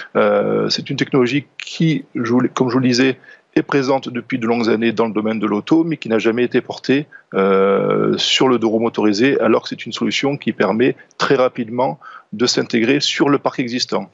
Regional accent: France; par chez nous en France

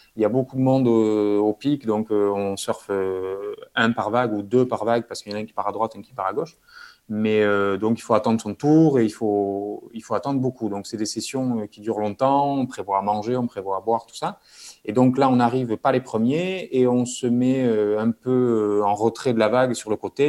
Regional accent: Bayonne, Nouvelle-Aquitaine, France; moved away as an adult; also born or lived in Toulouse; grandi près de la mer, donc au Pays Basque, à je pense 5 minutes de la plage

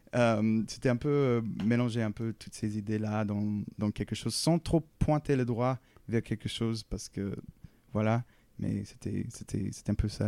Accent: the southern United States, United States; now in Paris, France; dans le sud des États-Unis, c'est très, c'est un, lieu très guitaristique

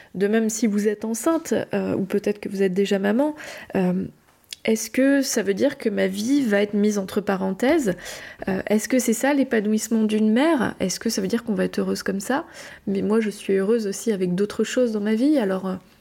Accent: France; je suis française

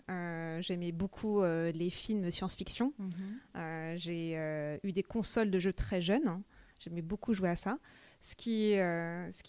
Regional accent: Paris, Île-de-France, France; also born or lived in United States; je suis à la base franco-vietnamienne. Je suis née à Paris, mais à l'âge de 5 ans, j'ai déménagé aux États-Unis. J'y ai vécu jusqu'à l'âge de 11 ans. Euh, je suis rentrée en France euh, où j'ai fait le collège et le lycée.

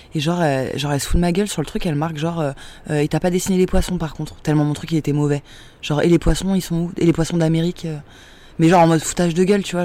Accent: Saint-Denis, Île-de-France, France; J'ai grandi à Saint-Denis en banlieue parisienne dans le 93

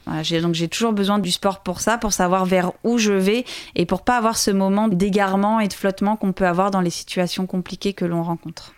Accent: Loir-et-Cher, Centre-Val de Loire, France; c'est là-bas que j'ai grandi, c'est là-bas que je me suis construite

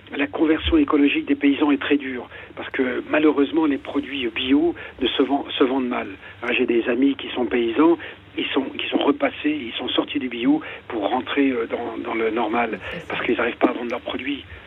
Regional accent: Ardennes, Grand Est, France; moved away as an adult; also born or lived in Bois-d'Arcy; Je suis des Ardennes

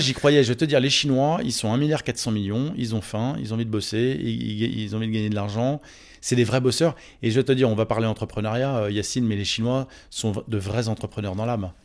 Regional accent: Neuilly-sur-Seine, Île-de-France, France; je suis né à Neuilly-sur-Seine

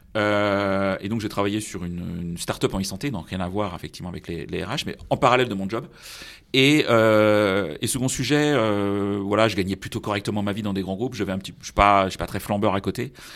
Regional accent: Brittany, France; moved away; je suis breton, même si j'ai pas du, toujours vécu en Bretagne

